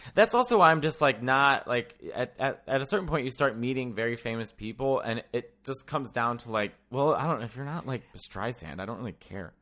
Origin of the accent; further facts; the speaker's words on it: Chicago, Illinois, United States; accent: Chicago; I'm from Chicago